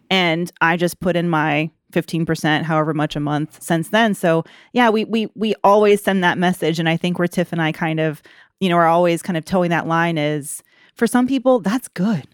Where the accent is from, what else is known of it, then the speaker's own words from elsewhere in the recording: Atlanta, Georgia, United States; moved away; also born or lived in Greensboro; I'm from Atlanta originally